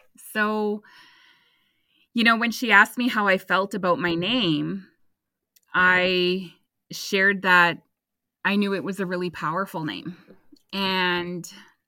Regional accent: Couchiching First Nation, Ontario, Canada; I am Anishinaabe. I am from Kuchiching First Nations, Treaty 3 territory

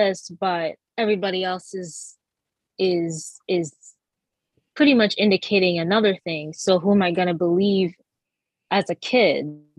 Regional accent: Massachusetts, United States; born or raised there; also born or lived in Jamaica / Trinidad

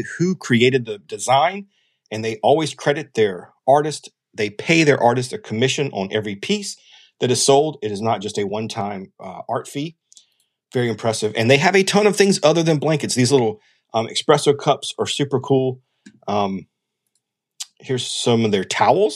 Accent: South Carolina, United States; I'm from South Carolina

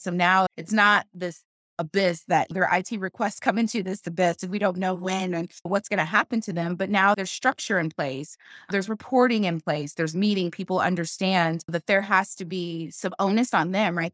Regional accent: Kansas City, Missouri, United States; now in Austin, United States; Kansas City, my hometown, go Chiefs, that's where I'm from

